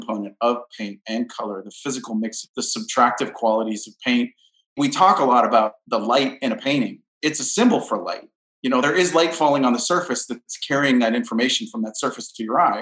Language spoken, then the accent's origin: English; Southern California, United States; born or raised there; now in Brooklyn, United States